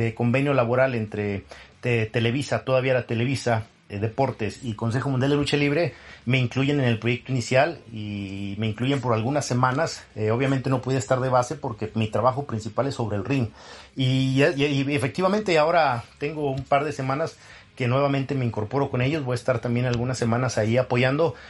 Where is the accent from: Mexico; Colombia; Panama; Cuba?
Mexico; Nuevo León; moved away as an adult; siendo luchador eh, local o regional en Nuevo León, de donde soy originario